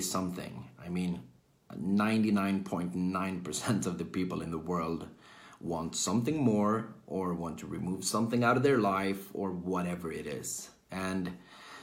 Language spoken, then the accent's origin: English; Sweden; I'm from Sweden, born and raised in Sweden, currently living in Sweden as well.